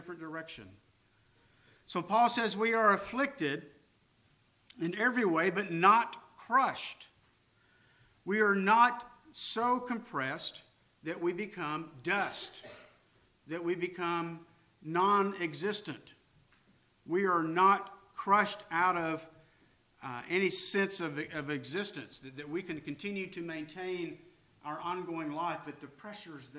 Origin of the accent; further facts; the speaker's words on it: California, United States; moved away; I'm from California